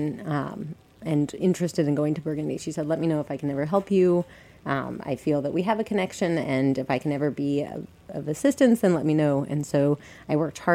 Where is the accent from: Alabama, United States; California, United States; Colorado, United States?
Colorado, United States; moved away as an adult; now in New York City, United States; I'm from Colorado